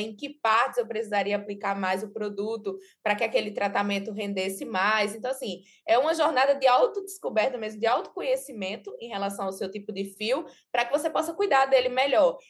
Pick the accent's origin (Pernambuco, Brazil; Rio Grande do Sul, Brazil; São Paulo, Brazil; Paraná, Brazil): Pernambuco, Brazil; Belo Jardim; Eu morava na cidade do interior, eu nasci em Belo Jardim, que é uma cidade bem pequena aqui de Pernambuco, então, eu morava na casa dos meus pais